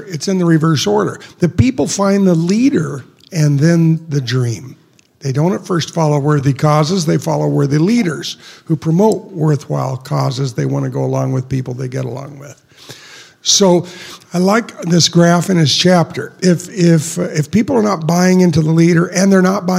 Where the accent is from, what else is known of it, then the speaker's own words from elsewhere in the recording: United States; as an American